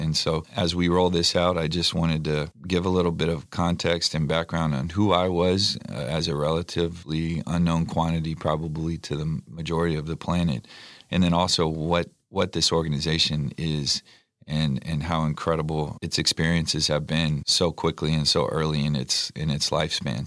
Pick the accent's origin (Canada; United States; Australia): United States; San Antonio, Texas; I was born and raised in San Antonio, Texas